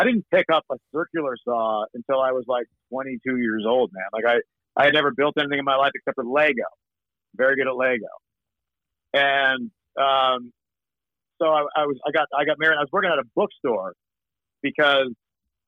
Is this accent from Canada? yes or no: yes; Canada; born or raised there; accent: Canadian; also born or lived in Wimbledon, London, England